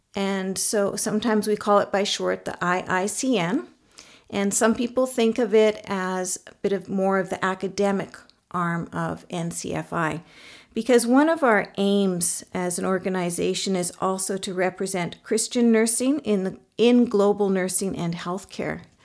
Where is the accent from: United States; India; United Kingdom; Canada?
Canada; now in Mongolia; I'm a Canadian nurse, and I actually happen to also be currently living in Mongolia